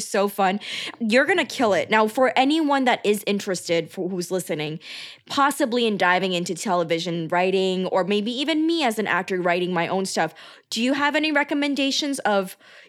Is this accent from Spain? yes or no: no; New York, United States; my mom did not move the whole family to San Diego, because she didn't want to rock the boat for us growing up in New York.